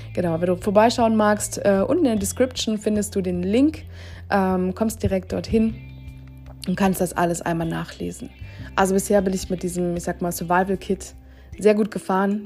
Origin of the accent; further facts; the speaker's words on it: Germany; als Deutscher